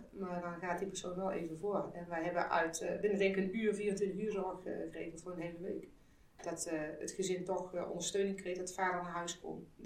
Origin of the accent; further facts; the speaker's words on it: Austria; Ik ben in Oostenrijk geboren en getogen.